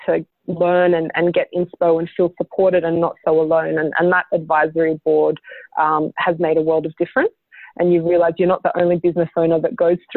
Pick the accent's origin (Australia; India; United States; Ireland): Australia; as an Australian designer